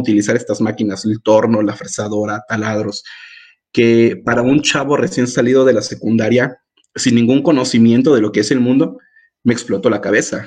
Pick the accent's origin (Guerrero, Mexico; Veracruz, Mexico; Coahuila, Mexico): Veracruz, Mexico; Acayucan; moved away as an adult; also born or lived in Yucatán / San Luis Potosí / Guadalajara; yo soy de Acayuca, en Veracruz, un pueblo al sur del bellísimo estado de Veracruz